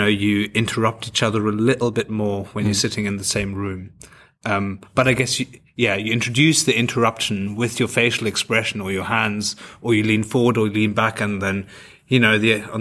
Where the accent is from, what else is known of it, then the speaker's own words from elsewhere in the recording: Germany; moved away; growing up in Germany